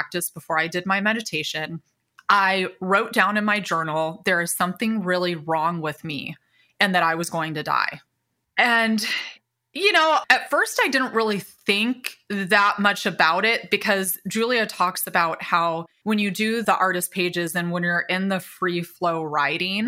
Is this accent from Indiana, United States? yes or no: yes; Indiana, United States; moved away as an adult; also born or lived in California; I was born and raised in Indiana, small town